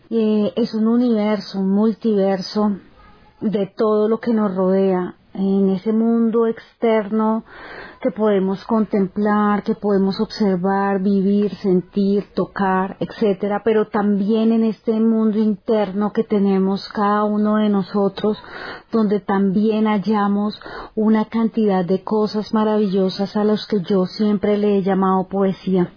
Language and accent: Spanish; Chía, Cundinamarca, Colombia; soy escritora de Chía, Cundinamarca